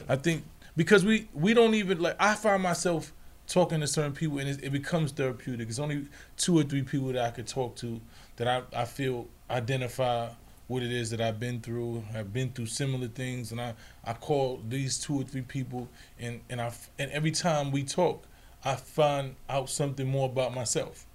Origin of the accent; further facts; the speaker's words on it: New York City, New York, United States; where I'm from, my hometown, the Bronx